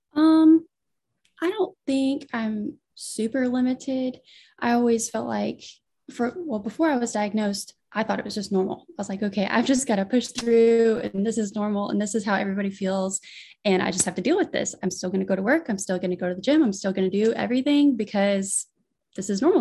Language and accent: English; near Destin, Northwest Florida, United States; I was born and raised and still live in Florida, Northwest Florida, in pretty close to Destin